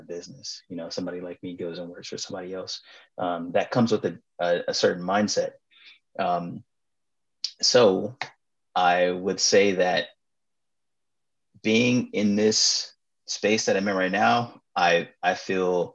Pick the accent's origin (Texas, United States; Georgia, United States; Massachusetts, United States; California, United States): California, United States; Los Angeles; I was in Food from the Hood in high school. A student-owned salad dressing company at Crenshaw High School.